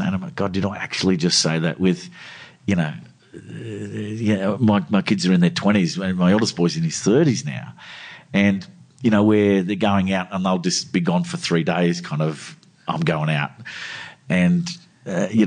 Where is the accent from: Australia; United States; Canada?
Australia; the luck we have growing up in Australia, you know, we won the lottery here